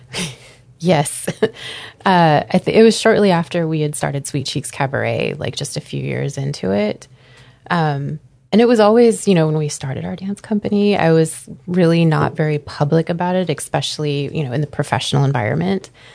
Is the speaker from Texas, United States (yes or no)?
no; Anchorage, Alaska, United States; also born or lived in Green Bay, Wisconsin; I grew up here in Anchorage, Alaska